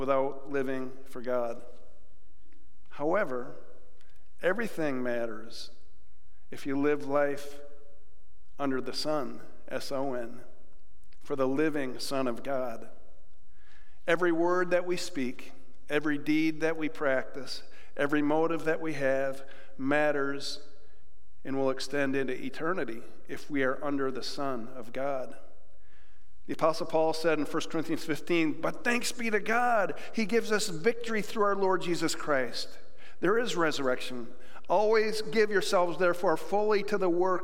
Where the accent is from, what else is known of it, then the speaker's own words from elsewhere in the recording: Jamestown, New York, United States; my hometown of Jamestown, New York